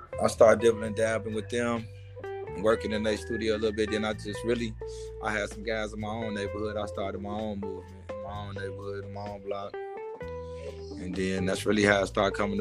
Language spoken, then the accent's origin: English; Gary, Indiana, United States; Born and raised in Gary, Indiana